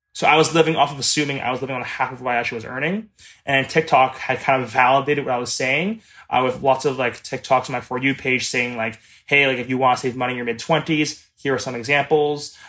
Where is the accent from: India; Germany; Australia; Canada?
Canada; Mississauga, Ontario; I am twenty-five years old, and I am from Mississauga, Ontario.